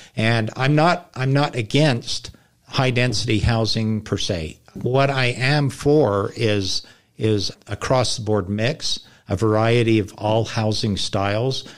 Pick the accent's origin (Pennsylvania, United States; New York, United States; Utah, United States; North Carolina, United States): Utah, United States; North County; moved away as an adult; now in Lehi, United States; I grew up in North County, but, and I had a lot of friends in Lehigh